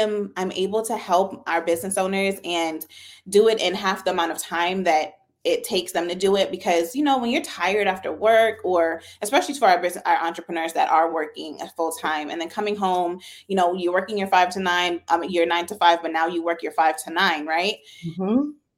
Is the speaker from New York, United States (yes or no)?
yes; Brooklyn, New York, United States; born there; now in Georgia, United States; So actually, my family is from Jamaica. I was born in Brooklyn, New York.